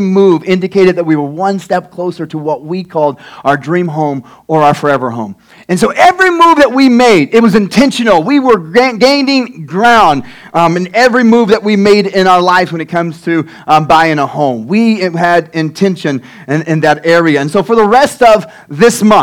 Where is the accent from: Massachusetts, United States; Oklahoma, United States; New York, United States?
Oklahoma, United States; Tecumseh; also born or lived in Denison, Texas; about 3 years old until I was 19, we've been in Tecumseh, Oklahoma